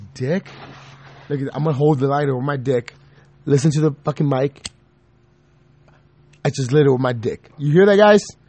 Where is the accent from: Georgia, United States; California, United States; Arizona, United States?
Arizona, United States; Tucson; born or raised there